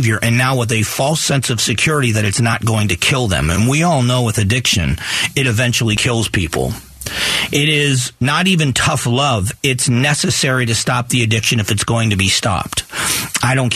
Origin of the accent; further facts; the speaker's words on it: Gulf of Mexico, Gulf Coast, United States; I grew up on the Gulf of Mexico